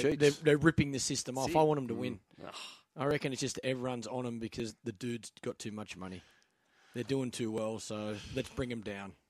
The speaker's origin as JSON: {"language": "English", "country": "Australia", "said": "I'm Aussie."}